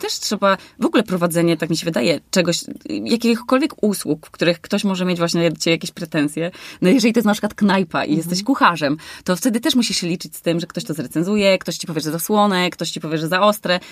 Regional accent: Warmian-Masurian Voivodeship, Poland; moved away; ja jestem na przykład z Warmii

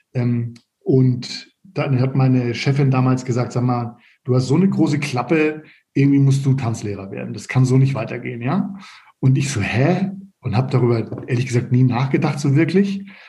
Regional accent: Northern Germany, Germany; moved away as an adult; also born or lived in Stade / Erlangen; Ich komme aus Norddeutschland

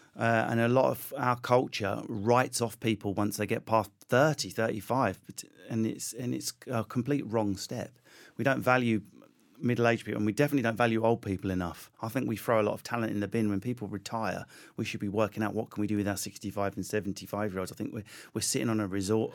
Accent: United Kingdom; accent: Essex; also born or lived in Enfield, London / Southend-on-Sea, Essex; I grew up in Enfield, Southend, around there

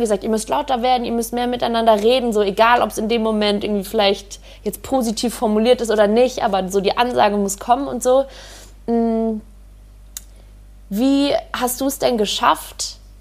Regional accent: Hamburg, Germany; moved away; ich komme aus Hamburg ursprünglich

